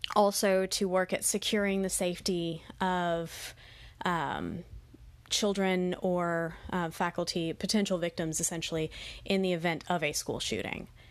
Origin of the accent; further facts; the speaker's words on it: Texas, United States; my home state of Texas